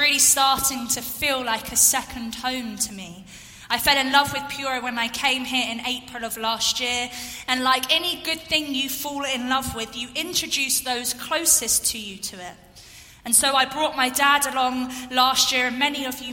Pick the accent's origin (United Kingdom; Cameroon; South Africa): United Kingdom; London; moved away as an adult; now in Essex, United Kingdom; I grew up in London, back in the UK, and then moved to an area just outside of London about 4 years ago to an area called Essex.